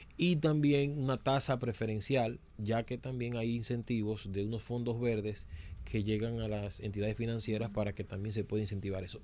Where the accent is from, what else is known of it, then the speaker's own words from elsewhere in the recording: Dominican Republic; nosotros como dominicanos